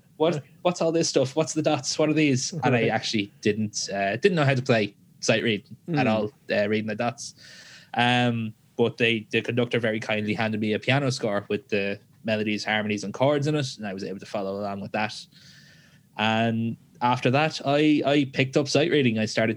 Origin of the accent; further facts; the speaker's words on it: Dublin, Leinster, Ireland; I'm from Dublin, Ireland. I'm 26